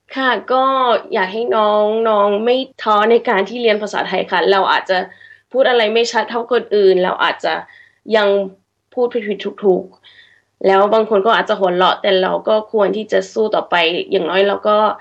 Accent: Sydney, New South Wales, Australia; เกิดที่ออสเตรเลีย

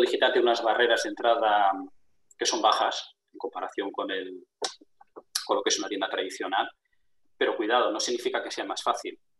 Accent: Barcelona, Catalonia, Spain; moved away as an adult; now in La Rioja, Spain; yo me crié en Barcelona, pero vivo en, La Rioja

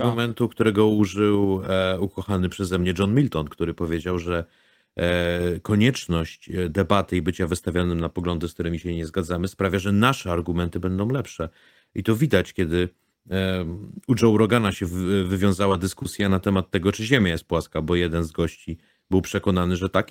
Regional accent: Łódź, Łódź Voivodeship, Poland; Jako łodzianin

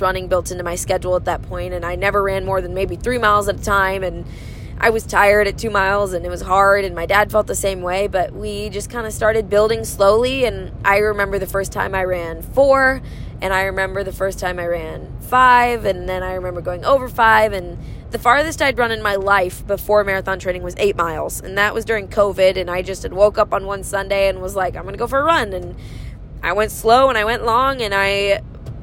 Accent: Michigan, United States; it's in my home state

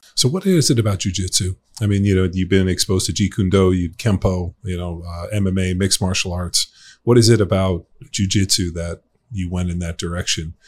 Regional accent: Torrance, California, United States; I grew up in Torrance.

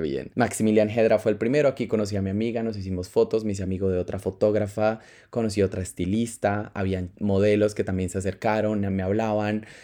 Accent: Colombia; first language Spanish; moved away as an adult; now in Spain; yo soy una persona que viene de Latinoamérica vengo de Colombia Vivo en España hace cuatro años

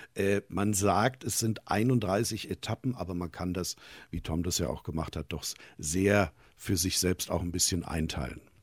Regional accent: Hesse, Germany; bei uns in Hessen

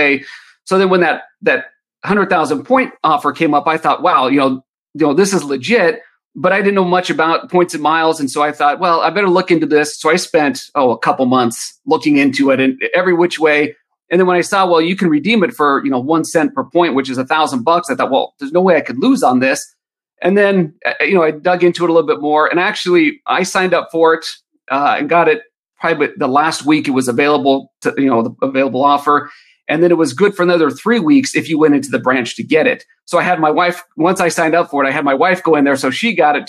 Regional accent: Southern California, United States; I'm from Southern California. Both my wife and I were born and raised there

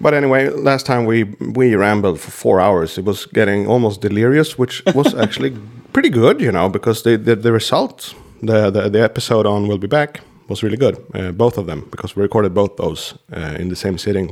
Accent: Sweden; English is a second language; my countryman Peter Stormare is always doing Slavic guys in American shows because it's not that hard for us to do this kind of English

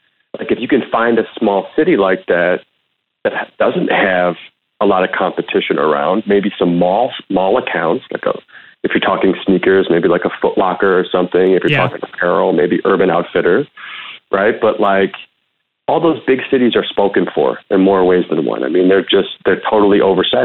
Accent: Madison, Wisconsin, United States; moved away as an adult; also born or lived in New York / Detroit area / Egypt; I'm actually from Madison, Wisconsin. So I went to like Midvale. I went to Van High School. They call it Velma Hamilton now. I went to West High School and then I went to UW-Madison. Yeah, born and raised.

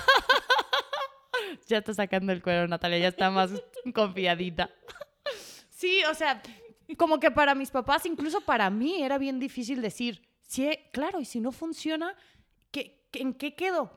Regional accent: Guadalajara, Jalisco, Mexico; yo soy de Guadalajara, ya lo habíamos establecido, de una familia muy tradicional

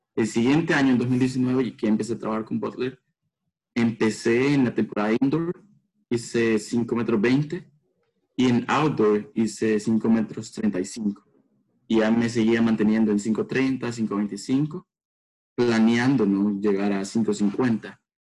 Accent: El Salvador; moved away as an adult; now in United States; soy de Salvador

